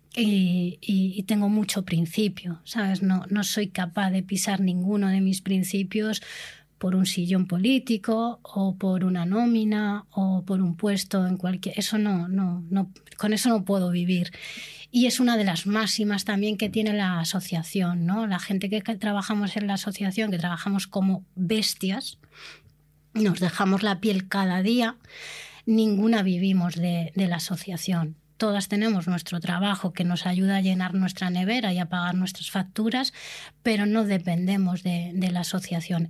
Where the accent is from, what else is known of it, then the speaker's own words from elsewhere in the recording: Spain; Somos una minoría, pero somos españolas, somos la única minoría española, nacional.